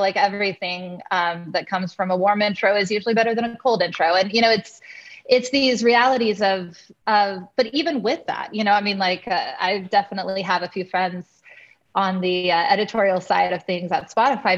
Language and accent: English; Kansas, United States; I'm from Kansas, from a from a ranch in Kansas originally